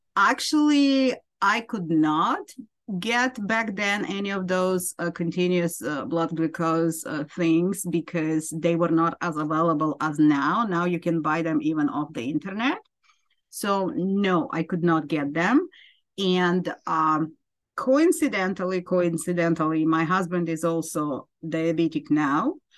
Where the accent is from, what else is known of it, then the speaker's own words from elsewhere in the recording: Ukraine; moved away as an adult; now in United States; I am from Ukraine originally, and I immigrated to United States. Uh, just a little bit over 20 years ago